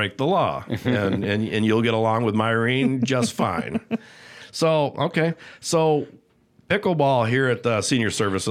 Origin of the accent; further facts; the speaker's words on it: South Haven, Michigan, United States; I'm from South Haven